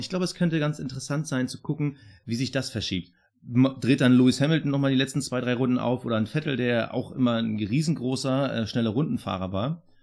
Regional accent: Berlin, Germany; ich als Berliner

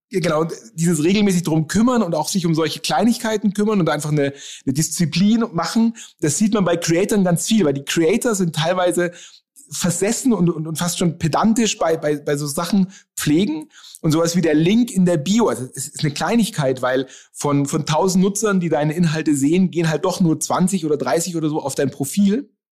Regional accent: Nuremberg, Bavaria, Germany; ich komme aus Nürnberg

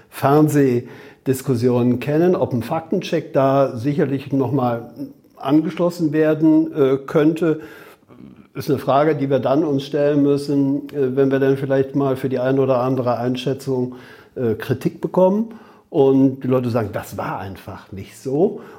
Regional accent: Rhineland, Germany; Also wer mich dann als Rheinländer kennt, weiß, dass der Rheinländer ja an sich ohne Punkt und Komma redet.

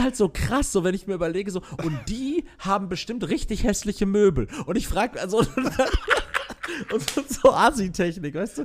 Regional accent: Castrop-Rauxel, North Rhine-Westphalia, Germany; in Castrop-Rauxel am, also meiner, meiner Heimatstadt.

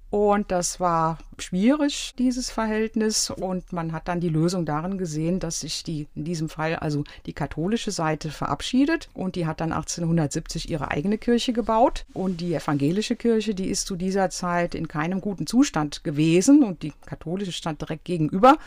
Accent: Aachen, North Rhine-Westphalia, Germany; moved away as an adult; also born or lived in Netherlands / Jülich / Cologne / Frankfurt; now in Harxheim, Germany; Ich bin groß geworden im Rheinland. Aachen und Jülich waren die Stationen.

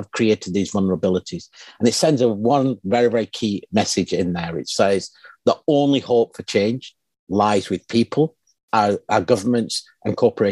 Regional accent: Pakistan; my home country of Pakistan

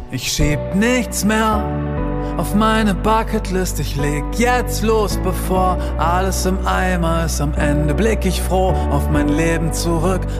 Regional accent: Lower Saxony, Germany; ich komme ja auch aus Friesland, so, das ist ja auch relativ viel Natur

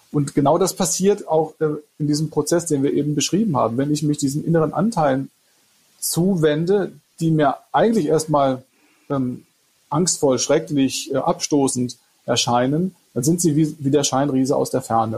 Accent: Freiburg, Baden-Württemberg, Germany; Ich bin aus Freiburg, ja.

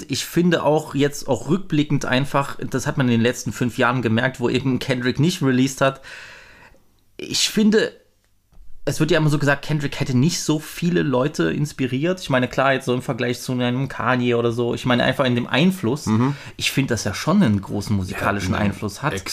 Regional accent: East Germany, Germany; was soll ich dann auch so als, als äh, Ossi-White Boy dann zu über, über Polizeigewalt äh, in, in Amerika sagen?

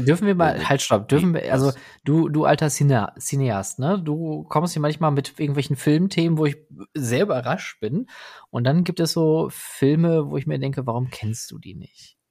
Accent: Ruhr area, North Rhine-Westphalia, Germany; ich komme hier aus dem Ruhrgebiet, hier spricht man Dinge halt auch mal anders aus

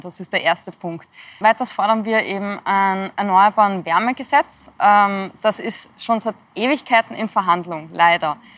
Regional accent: Austria; bei uns in Österreich

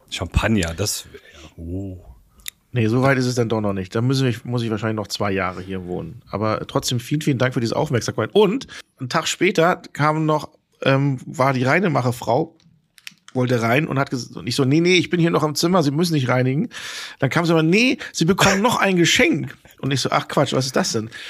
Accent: Hamburg, Germany; born there; Ich bin gebürtiger Hamburger.

